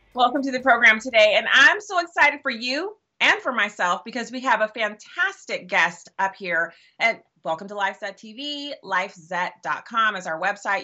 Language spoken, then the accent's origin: English; United States; as an American